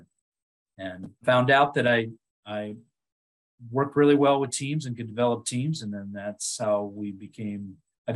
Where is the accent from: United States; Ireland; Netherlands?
United States; Otego, New York; moved away as an adult; also born or lived in Washington State; my hometown of Otigo, New York